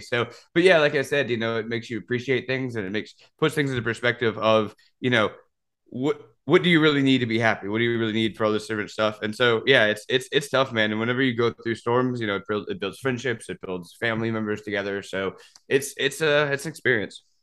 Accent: Louisiana, United States; I'm from Louisiana

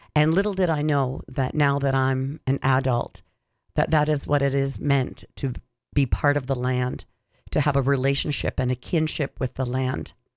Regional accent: Six Nations of the Grand River, Ontario, Canada; also born or lived in Hamilton, Ontario; I was born in Hamilton, Ontario, and lived on Six Nations of the Grand. Went to school there until I went to high school

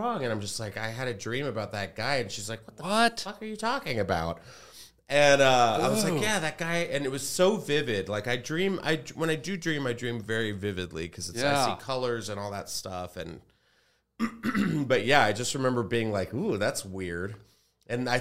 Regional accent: Texas, United States; I grew up in Texas

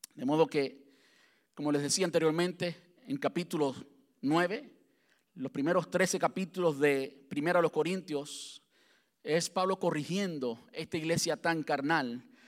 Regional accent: Cuba; now in United States; antes de salir de Cuba, soy cubano

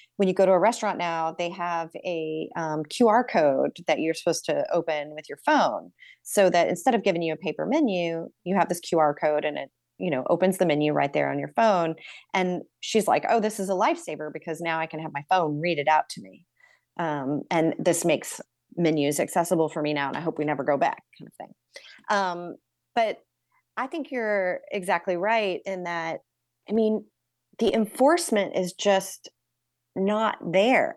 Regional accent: New York City, New York, United States; as a New Yorker

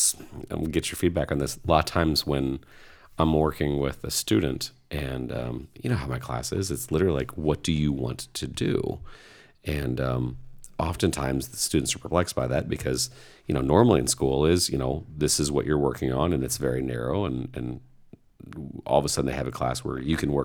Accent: Indiana, United States; I was raised in Indiana.

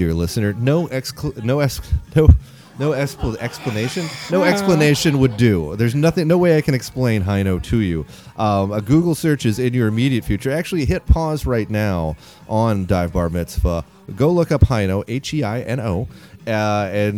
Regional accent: United States; I'm American.

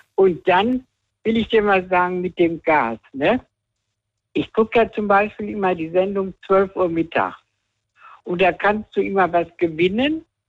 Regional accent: Rhineland-Palatinate, Germany; also born or lived in Weibern; ich komme aus, aus Rheinland-Pfalz

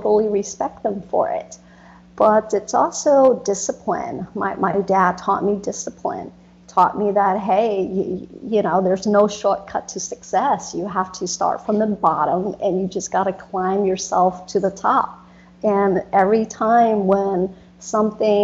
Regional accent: United States; also born or lived in Vietnam; growing up in America

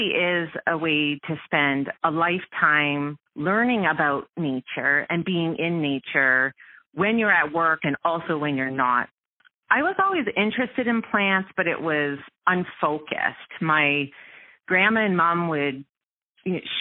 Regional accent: Ontario, Canada; moved away as an adult; also born or lived in Welland, Ontario / Aurora, Ontario; now in Vancouver Island, Canada; So I am actually originally from Ontario. I was born in Welland, and I spent a lot of time as a child in Welland

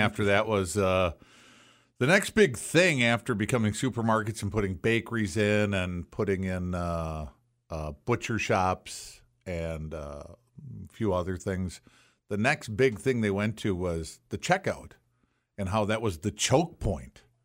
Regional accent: Racine, Wisconsin, United States; when I was a kid growing up in Racine

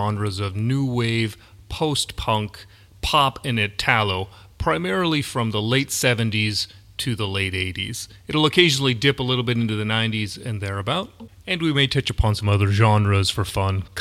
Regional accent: United States; I come from the United States

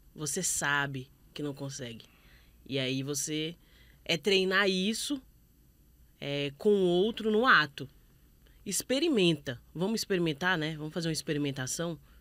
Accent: Brazil; a gente como brasileiro

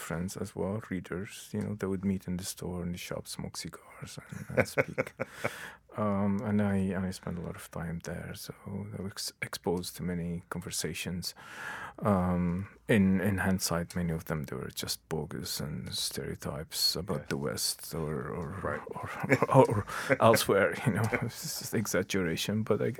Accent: Lebanon; first language Arabic; English is a second language; moved away as an adult; also born or lived in New York / Canada

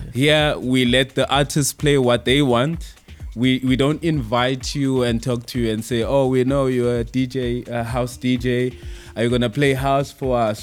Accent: Pretoria, Gauteng, South Africa; I'm from Pretoria actually, not in Joburg

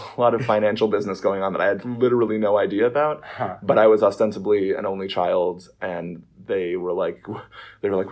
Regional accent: New York City, New York, United States; I was raised in Sheepshead Bay, Brooklyn, and now, when I was 8 years old, my family moved to Marine Park, and that is the family home.

